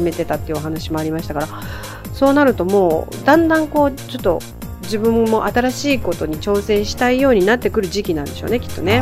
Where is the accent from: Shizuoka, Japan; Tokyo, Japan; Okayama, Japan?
Tokyo, Japan; 江戸っ子だからさ死と火が言えない